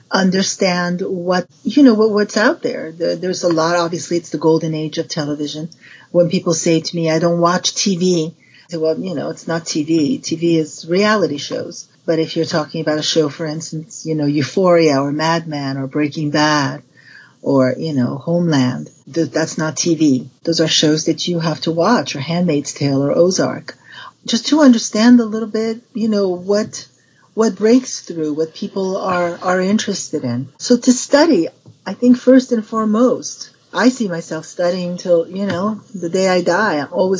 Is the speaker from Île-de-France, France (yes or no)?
yes; Paris, Île-de-France, France; But I was raised in Paris, and my dad at the time was the first one to head the William Morris agency in Paris.